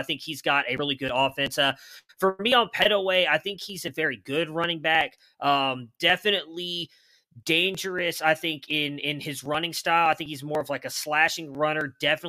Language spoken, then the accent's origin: English; Ohio, United States; now in Texas, United States; I live in Texas, even though I'm from Ohio, big Ohio State fan.